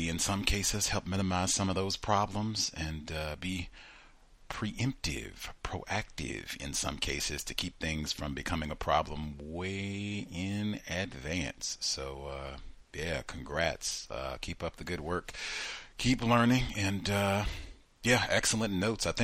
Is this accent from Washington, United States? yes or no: no; Wilmington, North Carolina, United States; I was raised in Wilmington, North Carolina.